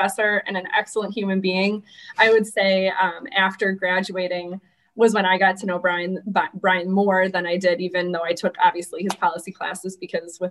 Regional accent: Wausau, Wisconsin, United States; moved away as an adult; also born or lived in Berkeley, California / Iowa / Des Moines, Iowa; I actually grew up in Wausau, Wisconsin, where I am now

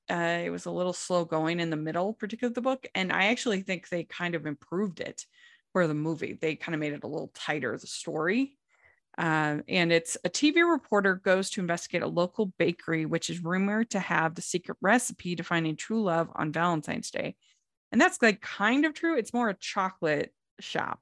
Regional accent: Puerto Rico; I am from Puerto Rico.

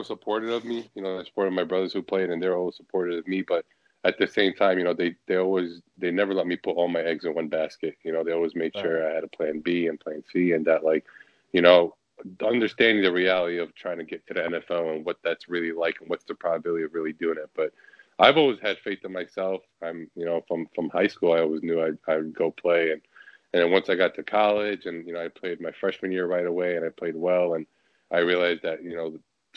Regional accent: New York City, New York, United States; moved away as an adult; now in Detroit, United States; I was born and raised in Sunset Park

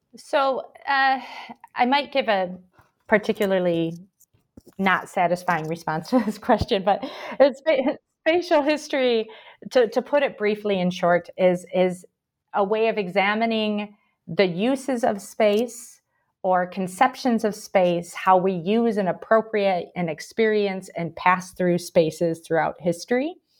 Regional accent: Michigan, United States; moved away as an adult; also born or lived in Paraguay / Brazil; now in Birmingham, United Kingdom; I'm originally from the United States. You can probably tell from my accent. I'm from Michigan originally, but I lived a long time in South America as well, mostly in Paraguay and Brazil

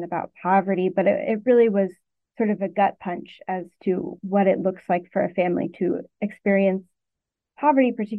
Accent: Arkansas, United States; moved away as an adult; now in Connecticut, United States; I'm from Arkansas and worked there for 5 years

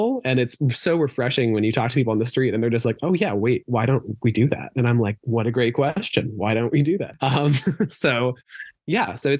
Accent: Boston, Massachusetts, United States; also born or lived in New Jersey / Amherst, Massachusetts; I was born in Jersey, raised around Boston, went to school in Western Mass at Amherst College

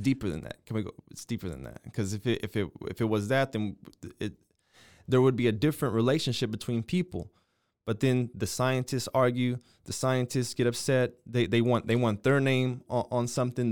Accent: United States; I'm an American

